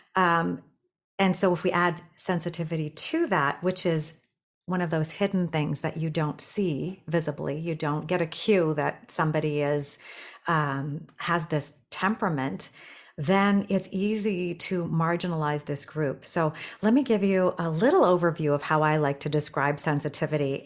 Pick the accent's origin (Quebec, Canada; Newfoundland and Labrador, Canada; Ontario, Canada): Ontario, Canada; Toronto; moved away as an adult; also born or lived in Tokyo, Japan; I'm from Toronto now